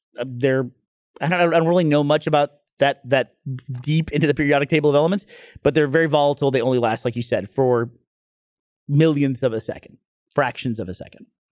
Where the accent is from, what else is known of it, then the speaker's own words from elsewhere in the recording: Northeast, United States; moved away; I grew up in the Northeast